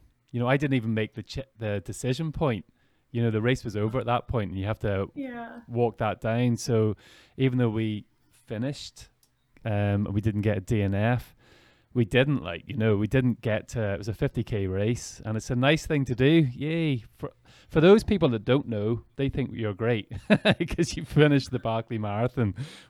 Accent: Ireland; We don't want it to be that, especially I'm coming from Ireland as well.

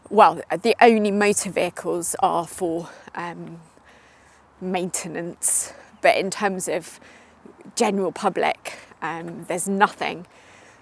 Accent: Surrey, South East England, United Kingdom; moved away as an adult; also born or lived in West Country; now in London, United Kingdom; I live in London now. I grew up just outside of London in Surrey

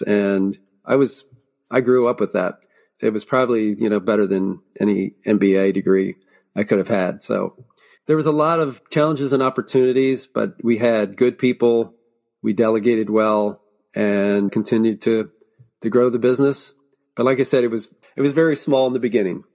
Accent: Lancaster County, Pennsylvania, United States; I was Born and raised in Lancaster County, Pennsylvania

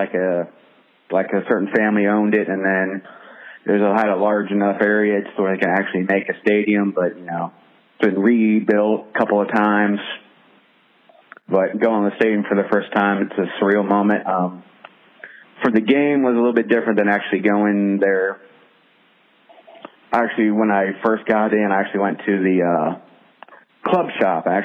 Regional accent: Columbus, Ohio, United States; I'm from Columbus, Ohio.

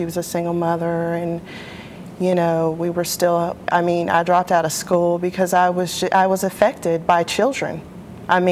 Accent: Pensacola, Florida, United States; I'm from here, from Pensacola, Florida.

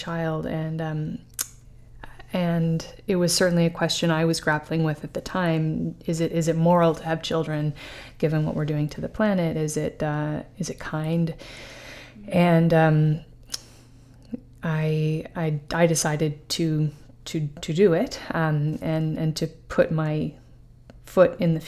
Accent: New York City, New York, United States; I was raised in Manhattan

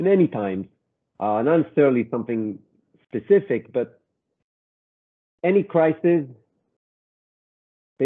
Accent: Israel; moved away as an adult; now in New York, United States; I'm originally from Israel, studied fashion design, and then in 25 years ago came to New York

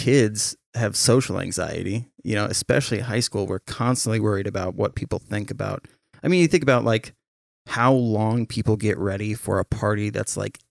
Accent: St. Helens, Oregon, United States; And that little girl was from my hometown in St. Helens.

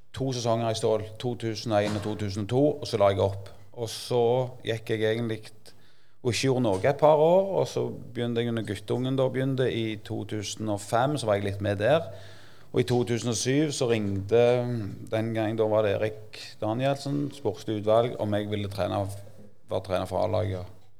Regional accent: Jørpeland, Rogaland, Norway; Så jeg er jo født og oppvokst på Jørpeland

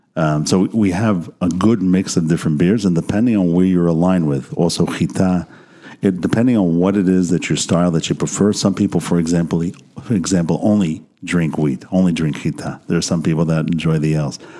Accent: United States; now in Israel; as an American coming into this country

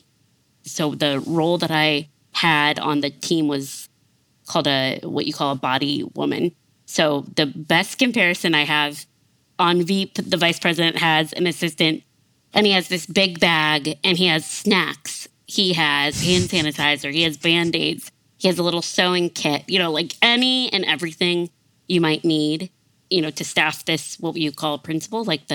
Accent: South Bend, Indiana, United States; moved away as an adult; also born or lived in Mississippi / Nashville, Tennessee; my hometown, South Bend, Indiana

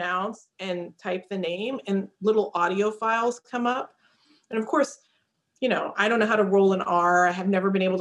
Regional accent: United States; also born or lived in India; I was 6 months old when my parents came to the United States

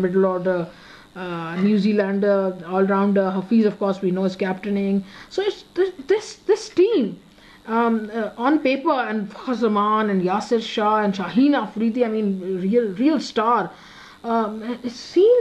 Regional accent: Peshawar, Khyber Pakhtunkhwa, Pakistan; we are from Peshawar

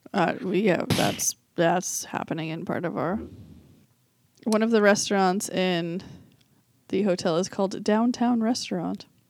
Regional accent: Boston, Massachusetts, United States; I was from Boston.

